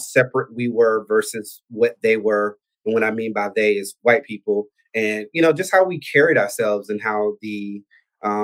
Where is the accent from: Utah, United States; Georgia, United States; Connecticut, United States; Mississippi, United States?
Georgia, United States; Albany; accent: Southern; moved away as an adult; I'm from Albany, Georgia. I was born and raised in the South. I was there until I was 18